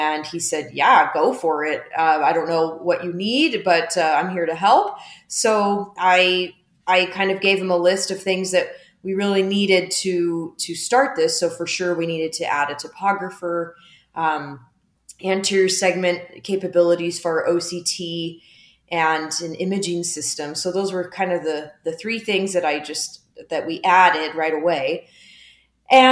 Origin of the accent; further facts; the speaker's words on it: Lake Havasu City, Arizona, United States; also born or lived in Missouri; my hometown of Lake Havasu, Arizona.